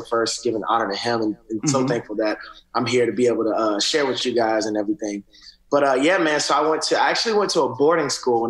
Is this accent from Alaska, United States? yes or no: no; Atlanta, Georgia, United States; also born or lived in Augusta, United States; So I'm originally from Georgia, right outside of Atlanta. I was born in Augusta. My mom moved to Atlanta when I think I was about 4. And so that's where I grew up in.